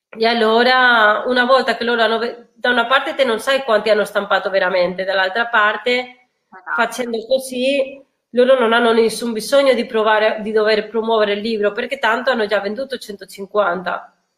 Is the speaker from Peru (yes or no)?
no; Spain; now in Italy; essendo spagnola